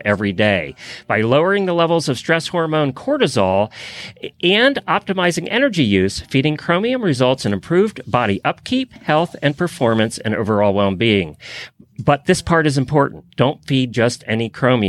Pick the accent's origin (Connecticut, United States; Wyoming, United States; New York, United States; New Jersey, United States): Connecticut, United States; now in Ocala, United States; We're both from Connecticut originally